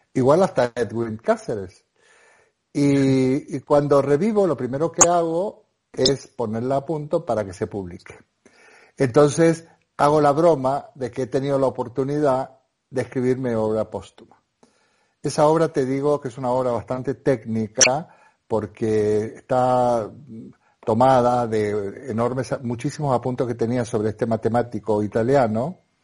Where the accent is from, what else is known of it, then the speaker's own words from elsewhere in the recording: Argentina; moved away as an adult; now in Spain; yo soy un argentino